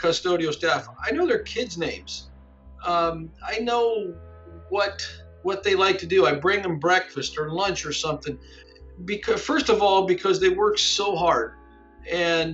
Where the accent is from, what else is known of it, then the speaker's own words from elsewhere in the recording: Ada, Ohio, United States; I grew up here in Ada, and my family is multi-generation Ada.